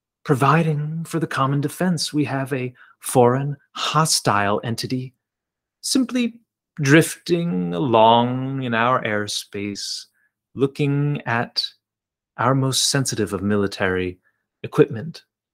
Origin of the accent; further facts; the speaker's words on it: United States; What I do know is that we, as the American citizenry, do deserve, I think, some answers to these questions.